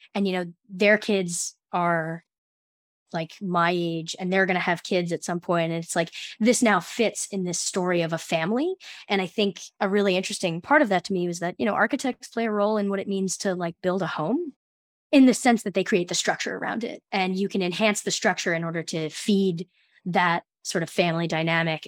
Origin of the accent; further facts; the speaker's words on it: United States; also born or lived in New Jersey; I'm from the New York City area